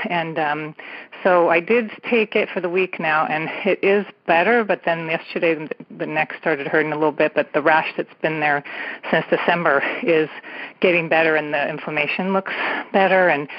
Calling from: California, United States; And I'm calling from San Francisco Bay Area, about 2 miles from Patty earlier

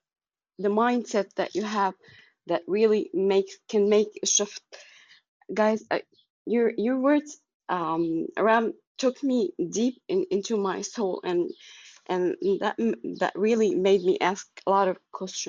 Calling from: Egypt

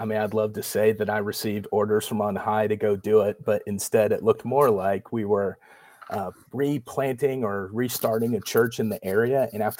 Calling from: Dallas, Texas, United States; So I'm tuning in from Dallas, Fort Worth, Texas. My family and I, we've lived here since 2014.

